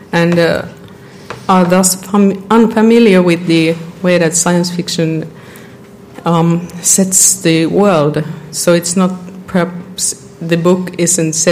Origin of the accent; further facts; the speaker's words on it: Finland; I'm a librarian from Finland.